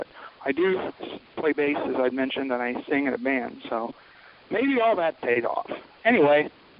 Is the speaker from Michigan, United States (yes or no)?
no; Texas, United States; I'm the guy from Texas